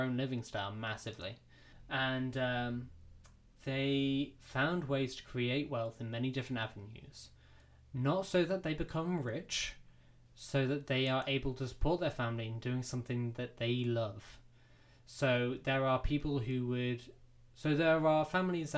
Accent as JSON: {"language": "English", "country": "United Kingdom", "said": "We're British"}